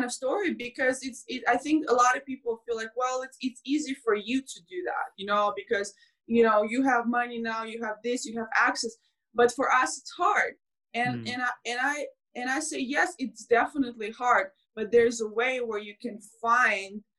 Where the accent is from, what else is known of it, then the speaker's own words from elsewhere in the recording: Belarus; moved away; I grew up in Belarus